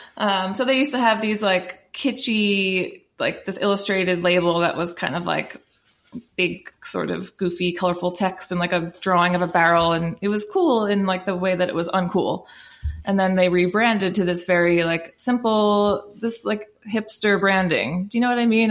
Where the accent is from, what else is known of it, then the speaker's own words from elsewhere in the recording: United States; as American drinkers